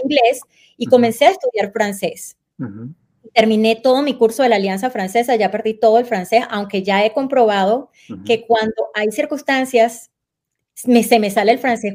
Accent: Anaco, Anzoátegui, Venezuela; moved away as an adult; also born or lived in Caracas, Venezuela; now in Arizona, United States; yo nací en Caracas, eh, Venezuela, pero la realidad es que yo me crié en un pueblito petrolero en el estado de Anzuategui llamado Anaco.

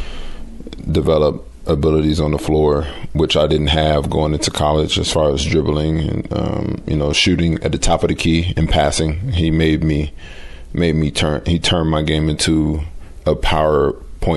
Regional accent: Hyattsville, Maryland, United States; also born or lived in Washington, D.C.; where I'm from in Hyattsville, North Brentwood, Maryland, where I grew up, where I went to high school at Northwestern

